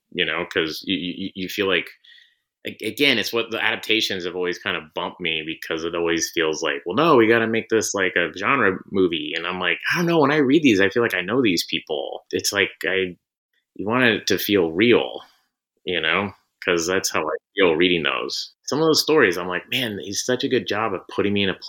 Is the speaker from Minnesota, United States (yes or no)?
no; Tulsa, Oklahoma, United States; I grew up in Tulsa, Oklahoma